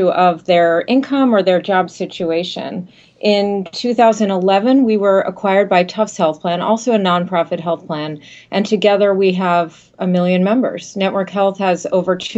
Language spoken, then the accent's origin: English; Massachusetts, United States; I'm born and bred in Massachusetts